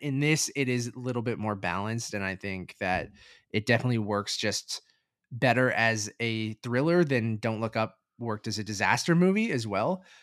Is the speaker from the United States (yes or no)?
no; Canada; as a Canadian